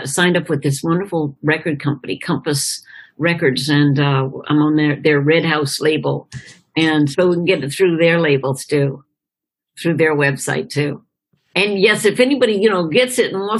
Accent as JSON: {"language": "English", "town": "Chapel Hill", "region": "North Carolina", "country": "United States", "tie": "born or raised there", "said": "growing up in Chapel Hill, North Carolina, is a university town"}